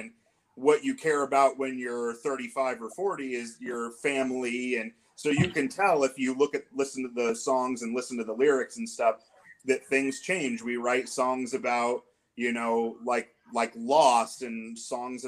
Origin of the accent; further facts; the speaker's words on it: Portland, Oregon, United States; we're all from the Portland, Oregon area